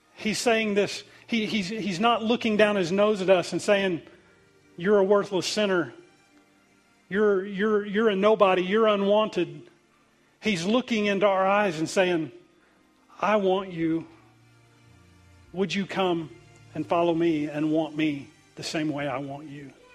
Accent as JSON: {"language": "English", "country": "United States", "said": "I'm Native American"}